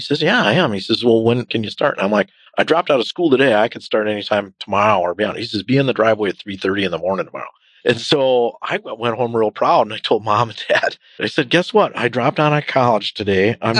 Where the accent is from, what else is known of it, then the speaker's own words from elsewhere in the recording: Owen, Wisconsin, United States; moved away as an adult; now in Wausau, United States; I grew up in Owen Withy, so Owen specifically, Twin Cities in the Northwoods, right between Wausau and Eau Claire.